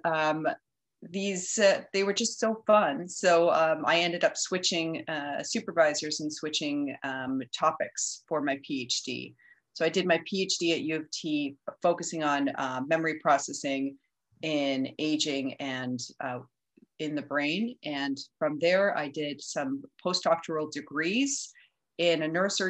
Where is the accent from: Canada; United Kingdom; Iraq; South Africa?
Canada; Edmonton, Alberta; moved away as an adult; also born or lived in Toronto; now in Montreal, Canada; So I'm originally from Edmonton.